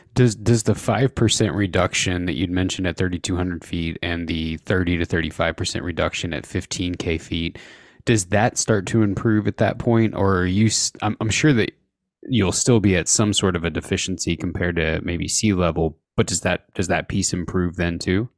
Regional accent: Indiana, United States; now in Idaho, United States; I grew up in Indiana

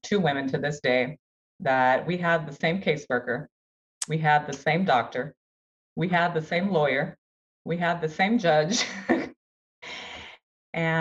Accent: Brazil; now in United States; I'm from Brazil. My whole family was in Brazil.

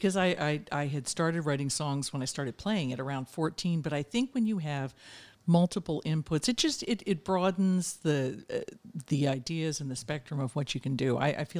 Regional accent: Pennsylvania, United States; Part of it in Pennsylvania. I've moved around a lot, but my early years in Pennsylvania outside Philadelphia. But I'm a suburban girl

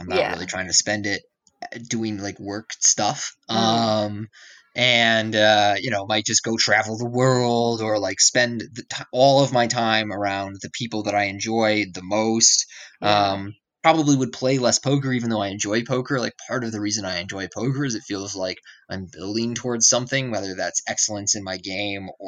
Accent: Madison, Wisconsin, United States; I grew up in Madison, Wisconsin, which is like a university city in the Midwest.

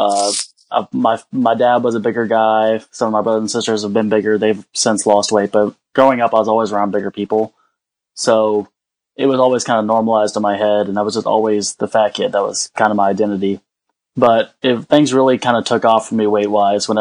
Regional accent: Texas, United States; moved away as an adult; now in North Carolina, United States; I was originally from Texas, and I moved up to North Carolina to live with some family

